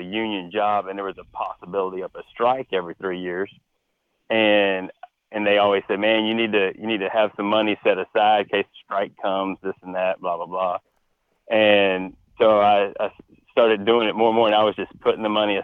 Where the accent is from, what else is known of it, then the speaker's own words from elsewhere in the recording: Texas, United States; born and raised in Texas, grew up hunting in Texas since I was 5